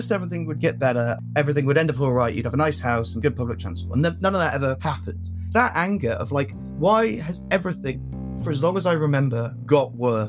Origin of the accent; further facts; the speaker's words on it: Penarth, Wales, United Kingdom; Yes, I'm from Penarth, which is where I sound like I've never met any Welsh people before in my life. It's probably the most English bit of Wales, between Cardiff and Barry.